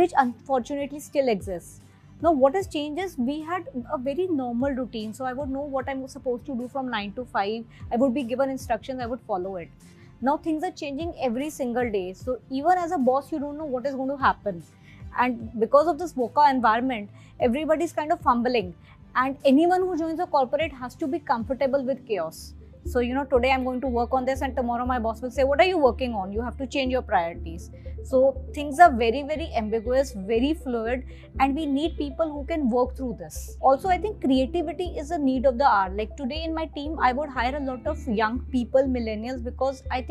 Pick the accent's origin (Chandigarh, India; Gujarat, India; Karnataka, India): Chandigarh, India; moved away as an adult; also born or lived in Delhi; I come from a small town. I'm from Chandigarh and I suddenly reached Delhi